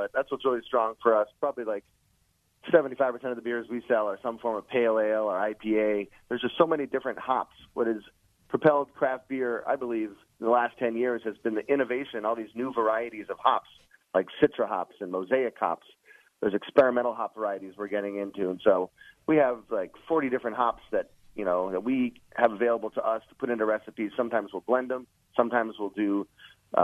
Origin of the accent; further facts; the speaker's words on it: Boston, Massachusetts, United States; now in Chicago, United States; I grew up in Boston.